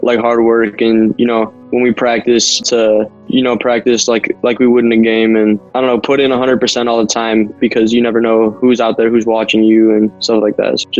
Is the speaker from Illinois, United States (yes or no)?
yes; Chicago, Illinois, United States; I grew up on the South Side pretty close to U.S. Cellular my whole life, so I've been a huge Sox fan.